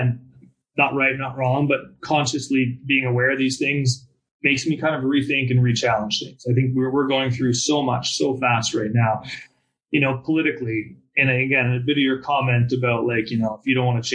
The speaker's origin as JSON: {"language": "English", "country": "Canada", "second_language": "English", "moved": "as an adult", "lives_now": "United States", "said": "I'm Canadian. I've lived down here and worked down here in America now for 6 or 7 years"}